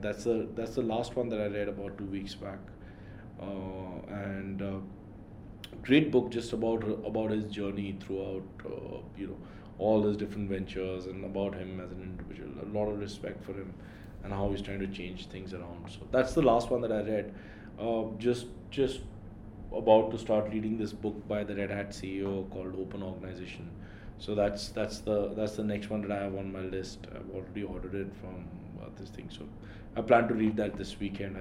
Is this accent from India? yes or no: yes; Delhi, India; moved away; also born or lived in Mumbai; I'm from Delhi